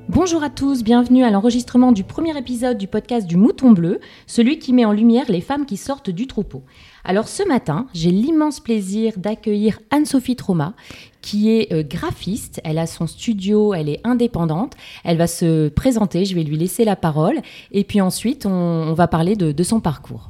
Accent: Lille, Hauts-de-France, France; Je suis lilloise

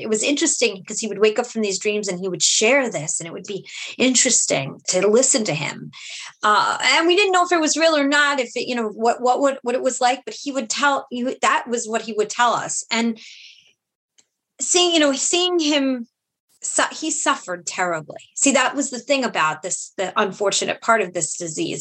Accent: New York City, New York, United States; I was uh, born and raised in Brooklyn

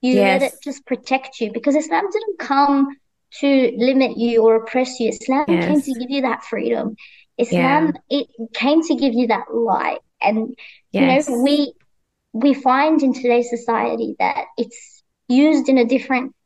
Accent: Australia; growing up in Australia

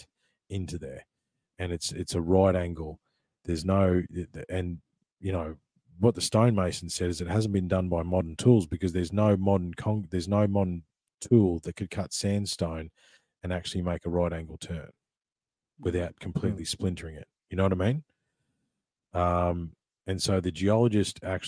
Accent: Ballarat, Victoria, Australia; I grew up in Ballarat in Victoria

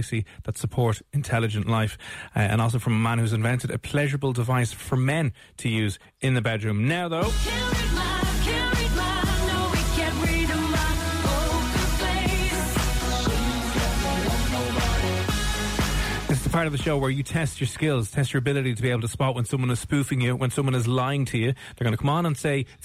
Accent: Ireland; We're Irish

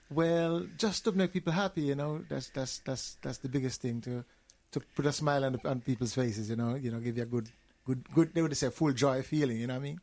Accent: Jamaica; I'm from Jamaica. I, well, I'm from Jamaica

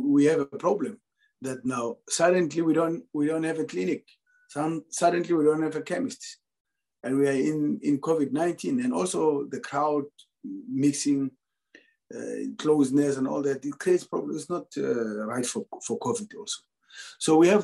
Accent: South Africa; moved away as an adult; now in Egypt; my home country

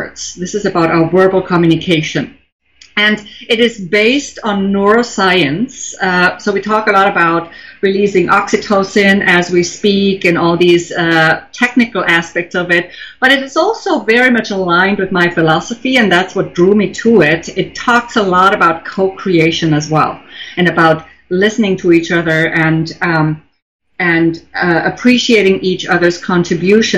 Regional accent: Germany; English is a second language; now in New York, United States; I grew up in Germany

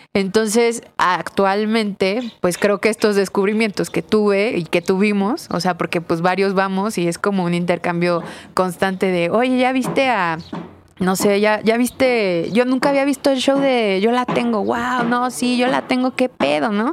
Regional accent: Mexico

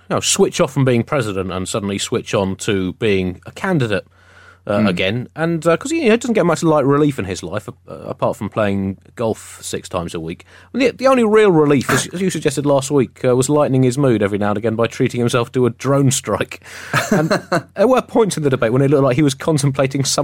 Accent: United Kingdom; I didn't see all of it, but I watched as much as the British soul could take.

